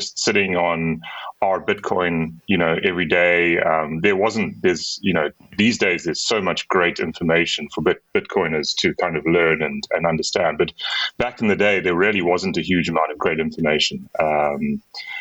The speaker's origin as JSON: {"language": "English", "town": "Durban", "region": "KwaZulu-Natal", "country": "South Africa", "tie": "born or raised there", "moved": "as an adult", "lives_now": "Cape Town, South Africa", "said": "I grew up in a town on the eastern coast of South Africa called Durban. But I've been here in Cape Town for the last 20 years or so."}